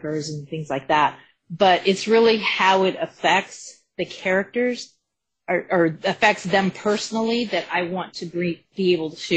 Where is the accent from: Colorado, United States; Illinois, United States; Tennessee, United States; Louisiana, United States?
Colorado, United States; I'm from Colorado